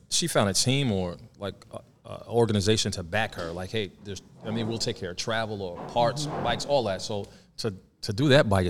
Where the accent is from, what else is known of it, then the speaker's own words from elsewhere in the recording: New Jersey, United States; we're from Jersey, so we're down here now.